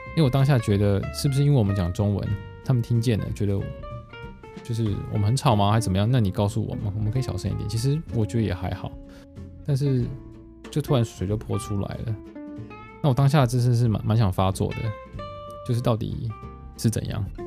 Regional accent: Taiwan; moved away as an adult; now in Japan; 因为他也知道我台湾人

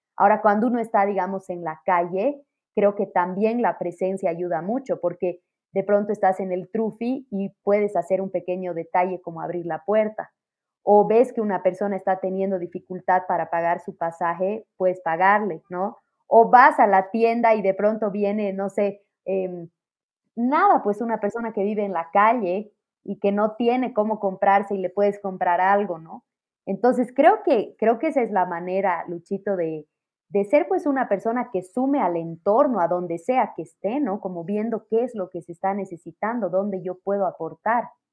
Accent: Bolivia; como latinos y pienso que como bolivianos, muchas familias hemos experimentado en algunos momentos falta de dinero

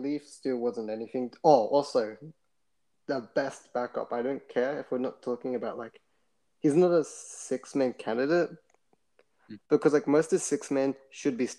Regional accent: Australia; I'm from Australia

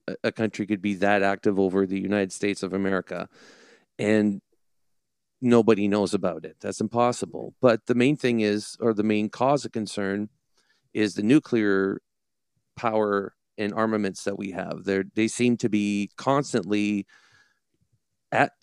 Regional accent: Canada; I'm Canadian

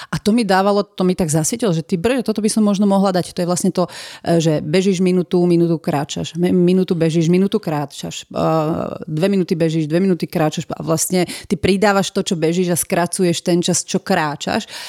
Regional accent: Piešťany, Trnava Region, Slovakia; Ja som vlastne z Piešťan, to bolo celé sídlisko juh.

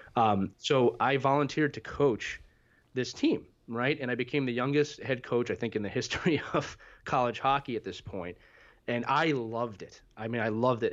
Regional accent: Philadelphia, Pennsylvania, United States; also born or lived in northern New Jersey / New York City; born and raised in Philadelphia, Pennsylvania, uh, spent eighteen wonderful years here

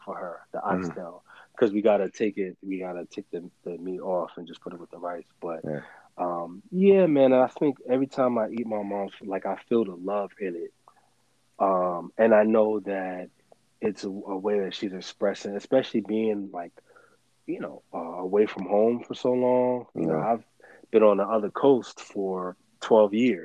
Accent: United States; A big part of my pride as a Jamaican, and even though I was born here in the States, that's how I identify. Both my parents are not from here. I'm first generation American

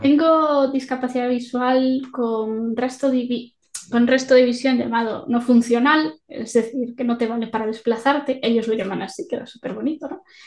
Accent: Galicia, Spain; soy gallega

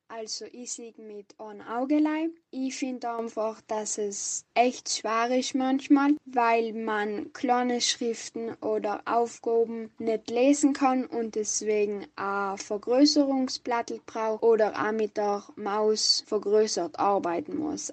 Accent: Barbian, Trentino-Alto Adige, Italy; ich komme aus Barbian.

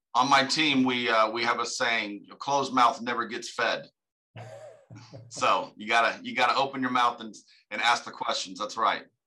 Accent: United States; I'm from America

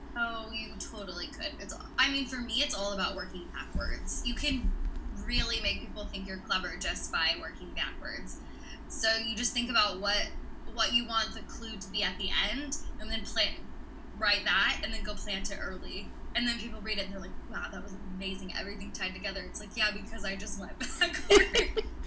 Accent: Kentucky, United States; moved away as an adult; also born or lived in Nashville, Tennessee; I'm, I'm from Kentucky originally.

